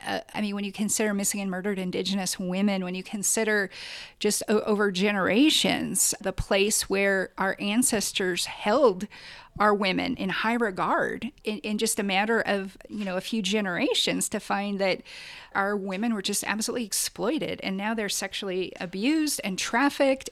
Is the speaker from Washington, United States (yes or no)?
yes; Quinault River, Washington, United States; I grew up on the Quinault River fishing with my grandparents